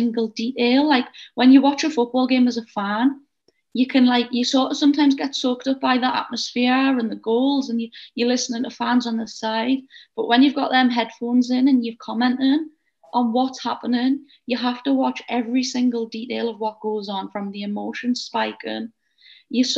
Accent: Northeast, North East England, United Kingdom; accent: Geordie

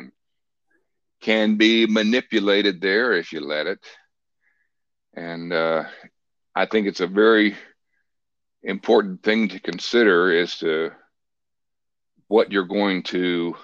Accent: Port Neches, Texas, United States; also born or lived in South Florida; now in Niceville, United States; I grew up in a small southeast Texas town on the Gulf Coast called Port Neches.

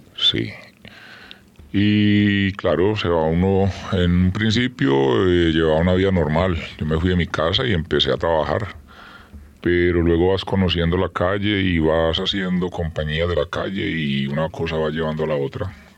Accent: Armenia, Quindío, Colombia; Soy de una ciudad que se llama Armenia

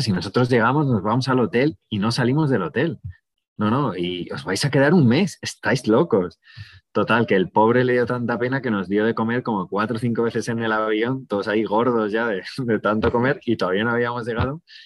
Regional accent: Madrid, Community of Madrid, Spain; Mis padres no, porque mi padre es de Málaga, mi madre es de Ávila, y al final vinieron a estudiar a Madrid y, mis hermanos y yo nacimos en Madrid

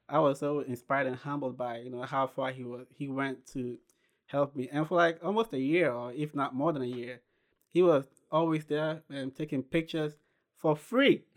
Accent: Ghana; moved away as an adult; now in United States; I was born and raised in Ghana.

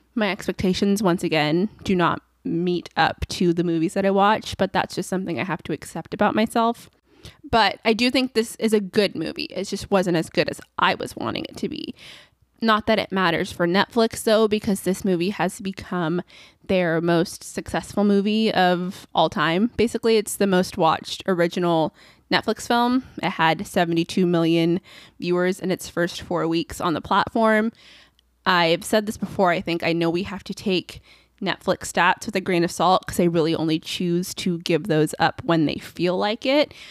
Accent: California, United States; accent: California; my level California accent

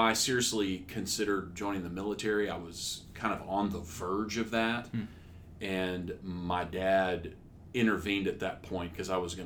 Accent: Humble, Texas, United States; also born or lived in Houston, Texas; I was born in Houston, Texas. I grew up in Humble, Texas, which is north of Houston, about 20 miles

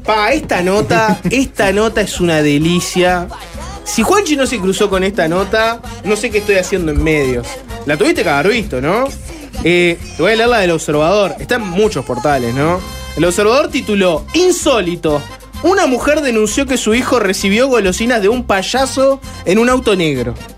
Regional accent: Uruguay; como uruguayos

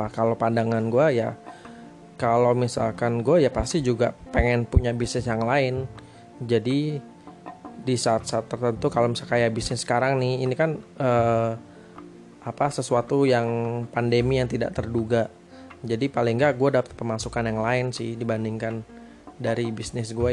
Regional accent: Surabaya, East Java, Indonesia; gue tuh kan gue dari Jawa Surabaya sedangkan istri gue ini dari Medan

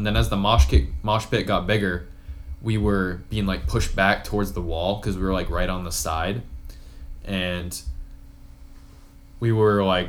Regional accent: Vermont, United States; moved away; I'm from Vermont

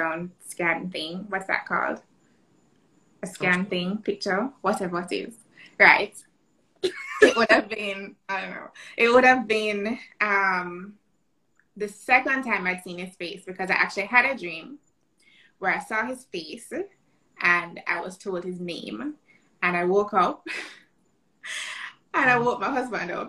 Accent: Jamaica; I am Jamaican, living in Jamaica.

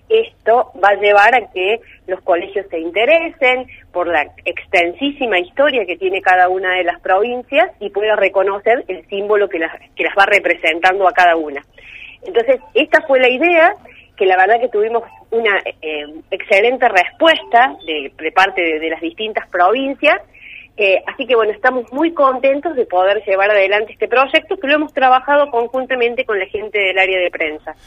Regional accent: Argentina; como argentinos

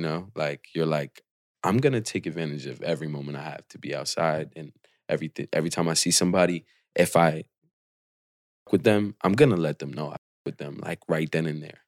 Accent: Portland, Oregon, United States; I was born and raised in Portland

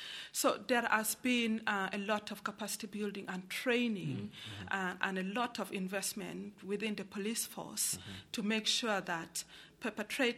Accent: Uganda; moved away as an adult; I come from Uganda, and I was born, and I grew up, and I got married in a war-torn region

